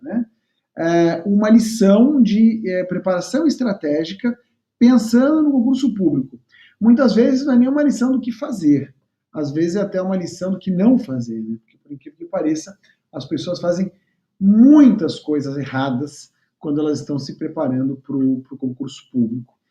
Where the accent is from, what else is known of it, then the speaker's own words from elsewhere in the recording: São Paulo, Brazil; moved away as an adult; now in Rio de Janeiro, Brazil; estava em São Paulo, capital, onde eu morava, onde eu nasci e, e morei até então